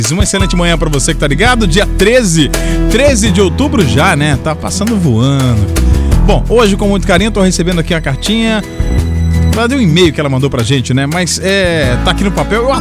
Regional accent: Vitória, Espírito Santo, Brazil; sou de Vitória, tenho 14 anos e 14 anos de muita experiência.

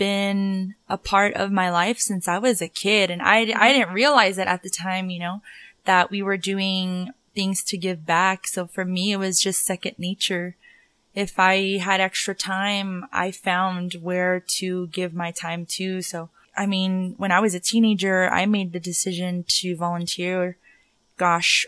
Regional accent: Denver, Colorado, United States; I'm from Denver, born and raised.

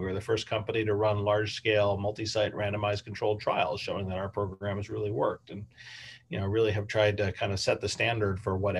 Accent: Washington, District of Columbia, United States; moved away as an adult; also born or lived in Texas; now in San Francisco, United States; I grew up in Chevy Chase, DC, on the northwest side of DC there.

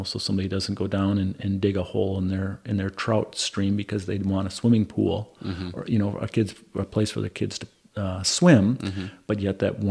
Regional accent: Winona, Minnesota, United States; also born or lived in Southeast Indiana / Hennepin County, Minnesota; I left Winona, graduated high school in Winona in 1986, left, and I came back here in 2003

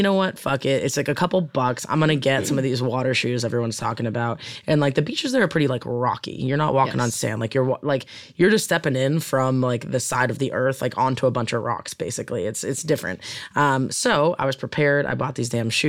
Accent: Boston, Massachusetts, United States; now in Southern California, United States; As a Bostonian

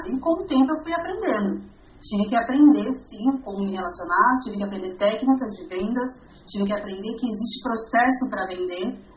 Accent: Barueri, São Paulo, Brazil; also born or lived in Osasco, Brazil; now in Santana de Parnaíba, Brazil; eu sou paulista, nasci em Osasco, na cidade de Osasco, uma cidade da Grande São Paulo, né, para quem, tá, quem não conhece. Uh, com mais ou menos sete anos eu fui morar numa outra cidade, que é Barueri, também grande São Paulo, e hoje eu vivo em Santana de Parnaíba

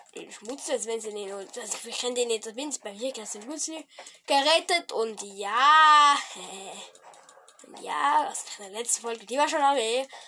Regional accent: Switzerland; Ich bin ein Schweizer

